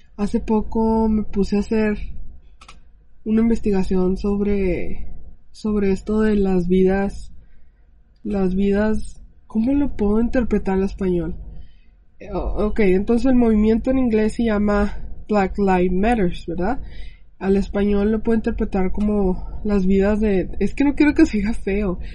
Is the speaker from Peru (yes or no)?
no; Mexico